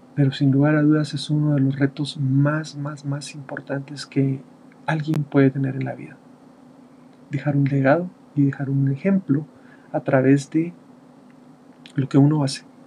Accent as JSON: {"language": "Spanish", "country": "Guatemala", "said": "Yo estoy acá en Guatemala. En mi país el 17 de junio se celebra el Día del Padre"}